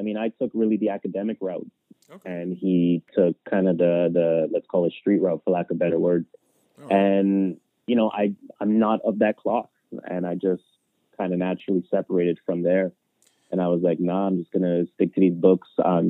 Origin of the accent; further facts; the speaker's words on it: Toronto, Ontario, Canada; yeah, I'm from Rexdale, which is a quote unquote hood in Toronto. Yeah, I'm from Rexdale, but I live in the houses.